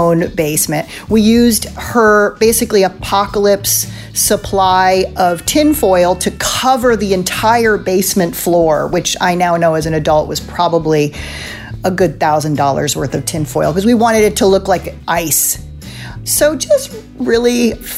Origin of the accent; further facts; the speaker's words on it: East Coast, United States; also born or lived in Illinois; I grew up on the East Coast